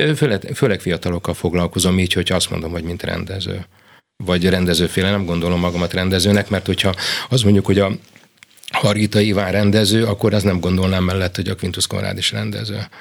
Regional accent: Budapest, Hungary; also born or lived in Kaposvár / Zalaegerszeg / Szeged / Szolnok; Én mindig azt mondtam, hogy Pesti vagyok

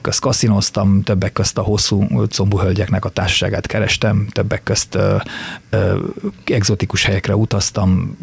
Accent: near Csíksomlyó, Transylvania, Harghita County, Romania; now in Hungary; én Csikszonyú mellett születtem, és gyerekként már jártam úgy oda

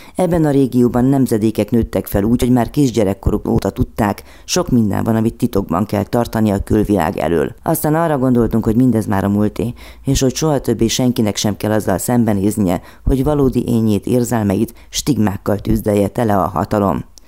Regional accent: Romania; Olyan országban nőttem fel, ahol börtön várt a homoszexuálisokra, és ez még a rendszerváltás után is tartott. Románia

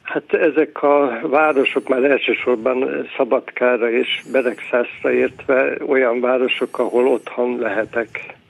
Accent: Győr, Győr-Moson-Sopron, Hungary; also born or lived in Berehove, Ukraine; hazajöttünk Győrbe

